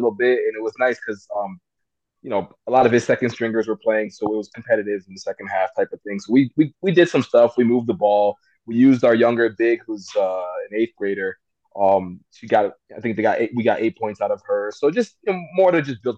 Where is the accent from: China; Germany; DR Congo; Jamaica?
DR Congo; moved away; I was born in Africa though, in Congo. Well, it was Zaire at the time